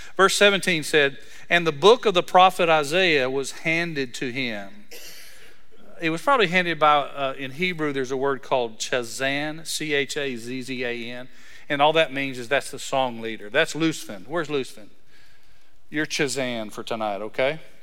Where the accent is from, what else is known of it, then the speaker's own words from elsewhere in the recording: Breckenridge, Texas, United States; I'm from Breckenridge, Texas